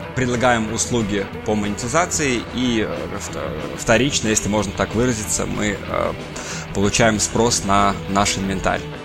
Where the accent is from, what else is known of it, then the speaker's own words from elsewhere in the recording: Belarus; moved away as an adult; also born or lived in Saint Petersburg, Russia / Sweden; now in London, United Kingdom; я вырос сам э, в Беларуси